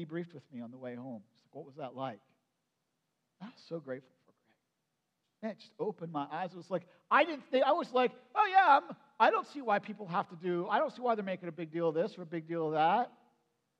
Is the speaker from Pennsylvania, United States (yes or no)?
yes; Perry County, Pennsylvania, United States; so I grew up in Perry County. And in my growing up in Perry County, since I was moved in when I was just like 1 year old